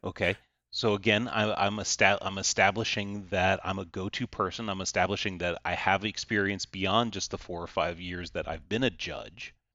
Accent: the South, United States; I'm from the South and we're almost all rural areas here in the South.

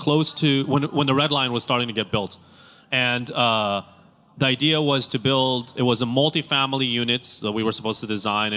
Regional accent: Tel Aviv, Tel Aviv District, Israel; Growing up in Tel Aviv, utilities were very expensive

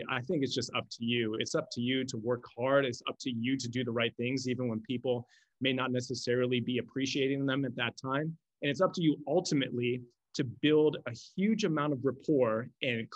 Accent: Buffalo, New York, United States; moved away as an adult; also born or lived in Southern California; I'm from Buffalo, New York. I went to school in Buffalo, New York. I spent my first 23 years of my life in Buffalo.

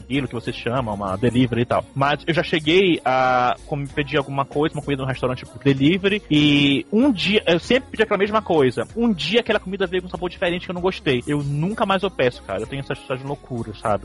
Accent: Belém, Pará, Brazil; Eu sou de Belém

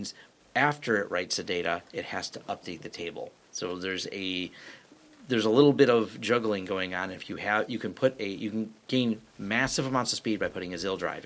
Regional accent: Detroit area, Michigan, United States; we collectively like to say we're from Detroit. We're from the 313

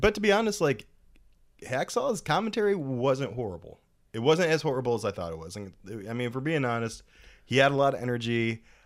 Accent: United States; as an American

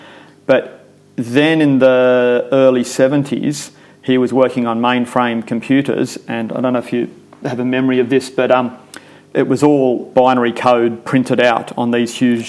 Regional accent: Sydney, New South Wales, Australia; also born or lived in England; So I grew up in suburbia in Epping in Sydney.

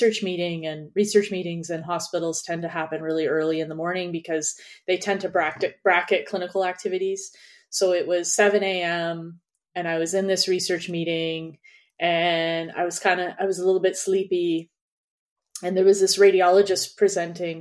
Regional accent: Canada; moved away; also born or lived in New York; I'm Canadian.

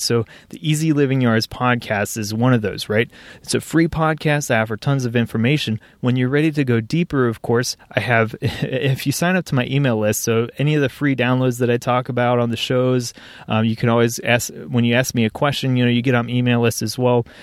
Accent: Cincinnati, Ohio, United States; the greater Cincinnati region, which is, is where I live, my hometown, proud to call it home

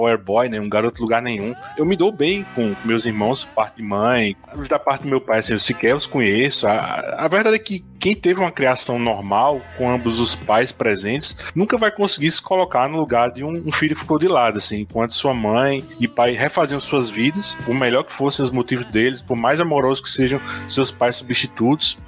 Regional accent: Campina Grande, Paraíba, Brazil; Eu sou de Campina Grande, na Paraíba

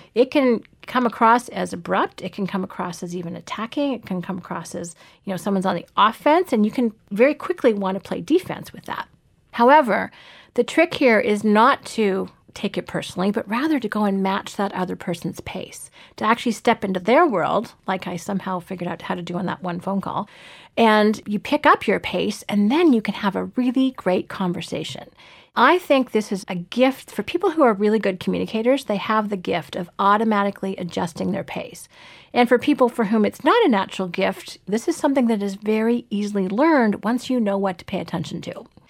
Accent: Canada; also born or lived in Toronto; I live in Toronto and I'm Canadian by birth

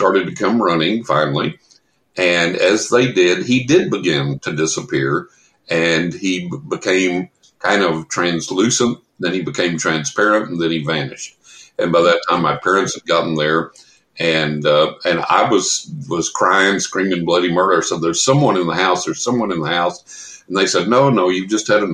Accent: San Angelo, Texas, United States; also born or lived in Carlsbad, New Mexico; I grew up in West Texas in San Angelo

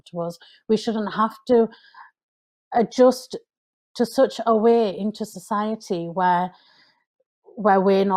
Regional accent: United Kingdom; I'm British

